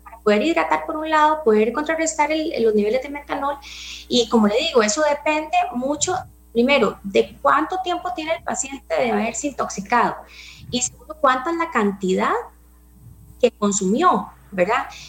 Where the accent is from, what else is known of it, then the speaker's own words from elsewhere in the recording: Costa Rica; nosotros como población costarricense